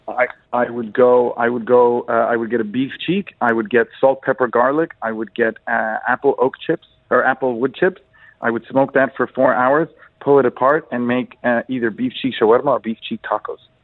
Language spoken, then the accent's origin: English; Egypt